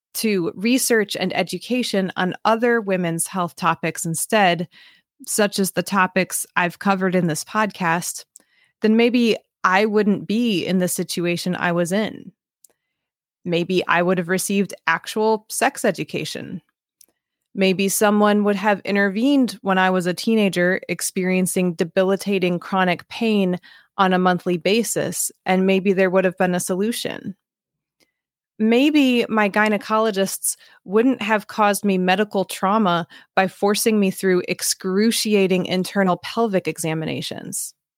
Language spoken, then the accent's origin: English; Midwest, United States; growing up in an interracial family in an overwhelmingly white part of the Midwest